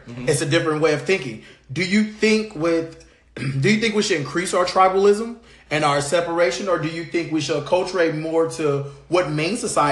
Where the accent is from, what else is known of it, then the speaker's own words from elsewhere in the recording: Compton, California, United States; I was born and raised in California.